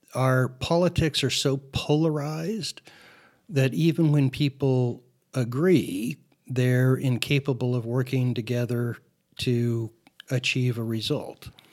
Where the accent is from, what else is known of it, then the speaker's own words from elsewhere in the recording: Phoenix, Arizona, United States; as a, uh, child growing up in Phoenix, I was an avid, uh, L A Dodger fan.